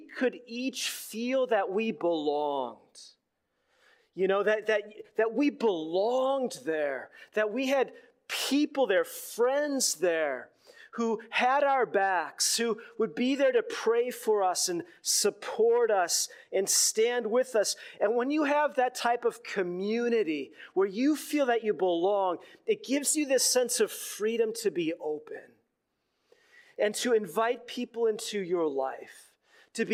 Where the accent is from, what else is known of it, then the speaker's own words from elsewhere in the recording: Minneapolis, Minnesota, United States; moved away as an adult; also born or lived in Los Angeles; I had left my hometown in Minneapolis